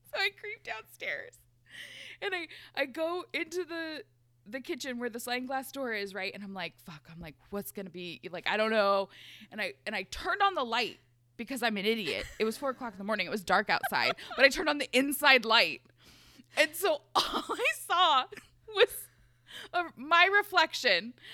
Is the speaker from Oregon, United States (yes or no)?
yes; Portland, Oregon, United States; growing up in Southeast Portland